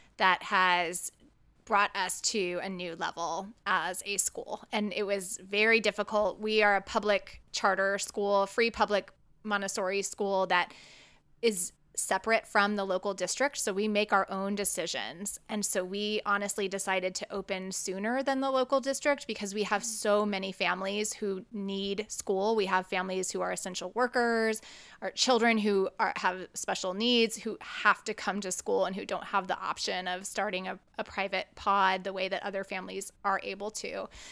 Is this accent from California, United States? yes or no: yes; California, United States; moved away; I was born in California, so it sort of feels like my homeland in a lot of ways